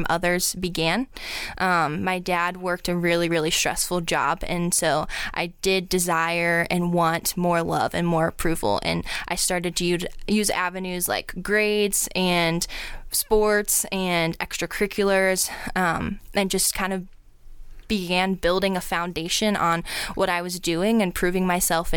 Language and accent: English; Akron, Ohio, United States; born and raised in Akron